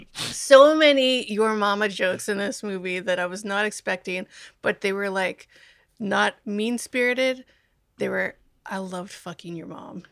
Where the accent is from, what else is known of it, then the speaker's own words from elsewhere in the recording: Omaha, Nebraska, United States; I'm from Omaha.